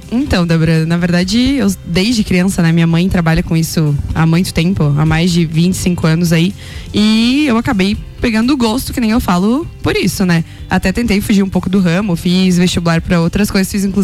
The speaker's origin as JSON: {"language": "Portuguese", "town": "São Joaquim", "region": "Santa Catarina", "country": "Brazil", "tie": "born or raised there", "said": "Sou, sou natural de São Joaquim."}